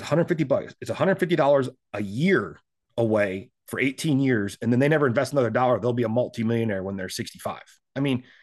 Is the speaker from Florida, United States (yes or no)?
no; South Dakota, United States; now in Texas, United States; I came to Texas from South Dakota